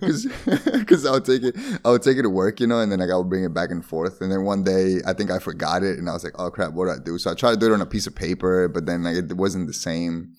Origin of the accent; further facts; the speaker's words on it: Bolivia; English is a second language; also born or lived in Sweden; now in Netherlands; Not Spanish, Spanish, but born in Bolivia.